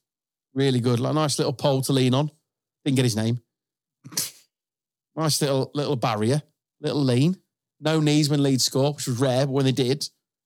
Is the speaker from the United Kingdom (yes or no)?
yes; United Kingdom; because we're British.